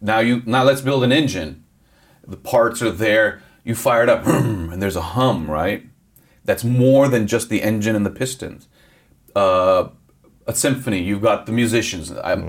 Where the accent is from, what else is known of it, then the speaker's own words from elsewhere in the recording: Los Angeles, California, United States; It's good to be in my hometown.